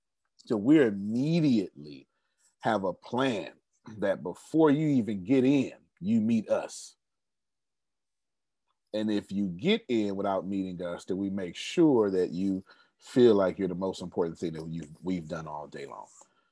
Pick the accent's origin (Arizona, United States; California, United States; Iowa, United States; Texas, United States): Texas, United States; I'm from Texas.